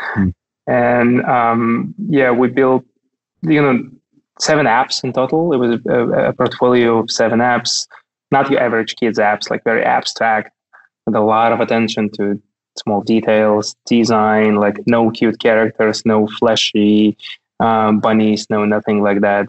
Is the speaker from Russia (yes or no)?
yes; Kaliningrad, Kaliningrad Oblast, Russia; moved away as an adult; now in Berlin, Germany; Kaliningrad is only 600 kilometers from Berlin. You could drive from my hometown to Berlin.